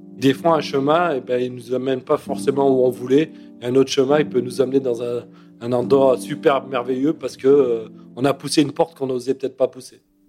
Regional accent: Grenoble, Auvergne-Rhône-Alpes, France; moved away; je suis de Grenoble

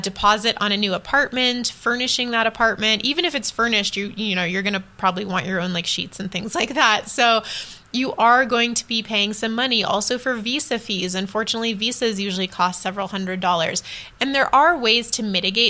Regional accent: United States; moved away as an adult; also born or lived in Taiwan; as an American

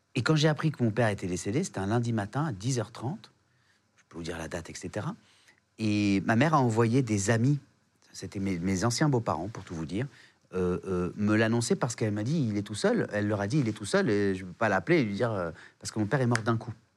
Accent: Réunion; also born or lived in South Africa; now in Paris, France; chez moi à La Réunion

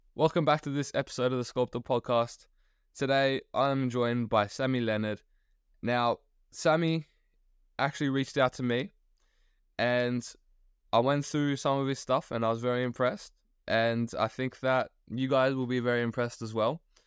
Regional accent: Australia; as an Australian

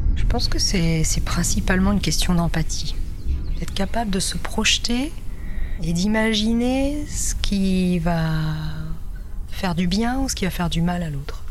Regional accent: between Nantes and Saint-Nazaire, Pays de la Loire, France; also born or lived in Brittany; Je suis née en Bretagne, euh, en pleine campagne, et, euh, donc j'ai grandi euh, entre Nantes et Saint-Nazaire.

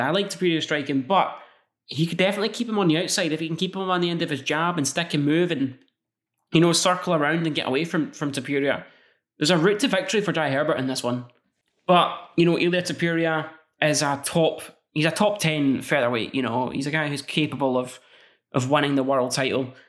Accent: Scotland, United Kingdom; I'm Scottish

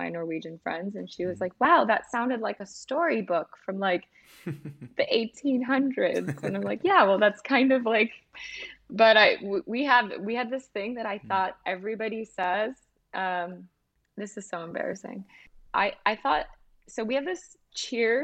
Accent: United States; also born or lived in Scandinavia

